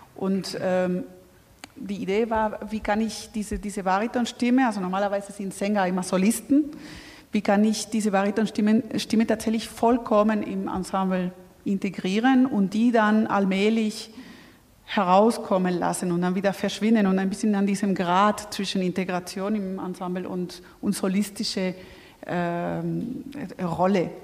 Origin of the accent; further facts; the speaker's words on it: Spain; now in Germany; in Deutschland als Spanier